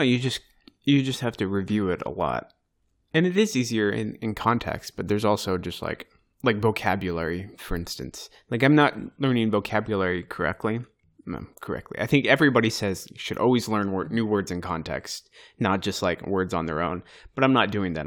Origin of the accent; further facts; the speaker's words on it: United States; first language English; moved away as an adult; now in Turkey; we're just Americans